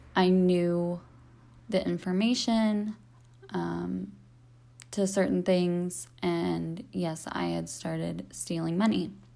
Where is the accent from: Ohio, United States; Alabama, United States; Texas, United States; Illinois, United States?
Ohio, United States; Cincinnati; moved away as an adult; I am from Cincinnati, Ohio. I live here currently. I was born and raised here.